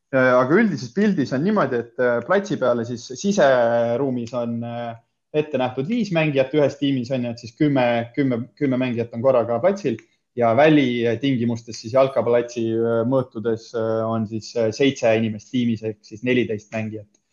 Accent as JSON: {"language": "Estonian", "town": "Himmaste", "region": "Põlva County", "country": "Estonia", "tie": "born or raised there", "said": "tulen siis Põlvast, äh, olen varsti juba kolmkümmend, hetkel kakskümmend üheksa aastat vana ja, ja üles olen kasvanud siis Immastes"}